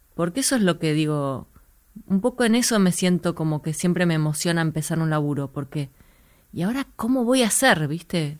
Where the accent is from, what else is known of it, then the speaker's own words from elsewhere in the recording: Buenos Aires, Argentina; yo vivía, nací y crecí en Santa Fe y Ortiz, enfrente del cine